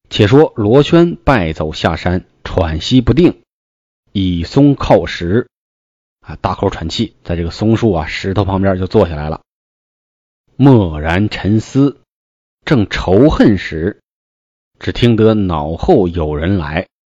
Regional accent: Hebei, China; 作为一个河北人呢，我从小就非常喜欢武侠故事，特别崇拜金庸

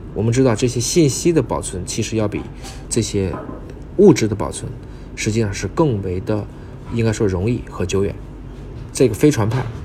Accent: China; 咱们中国人

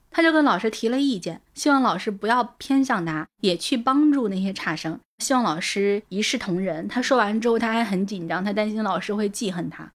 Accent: a small town in Shandong, China; moved away as an adult; 因为我本身是从北方的小镇里面长大的嘛 现在我是主动地把自己移植到南方的土壤上面来了

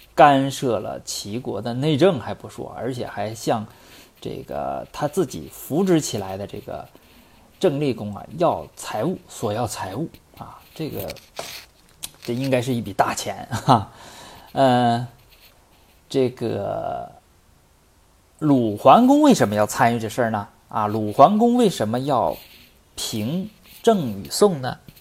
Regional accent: Northeast China, China; accent: Northeastern Mandarin; 我们东北话里边没有入声字

